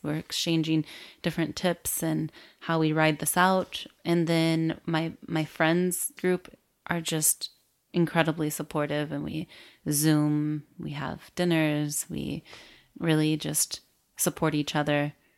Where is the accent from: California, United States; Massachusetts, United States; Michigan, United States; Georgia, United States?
Michigan, United States; rural; moved away as an adult; also born or lived in Miami, Florida / Chicago; I was raised in Michigan, in the rural area of Michigan.